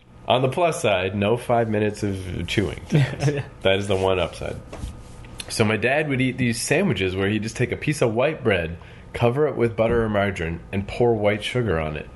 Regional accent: the Maritimes, Canada; I'm from the Maritimes

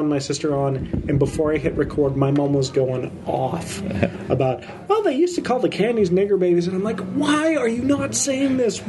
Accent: Calgary, Alberta, Canada; moved away; growing up in Calgary, tons of Chinese friends

